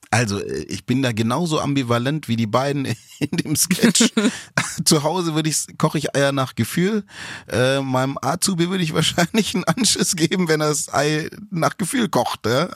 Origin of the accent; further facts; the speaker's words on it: Stuttgart, Baden-Württemberg, Germany; ich komme ja auch aus Stuttgart, bin ja auch Schwabe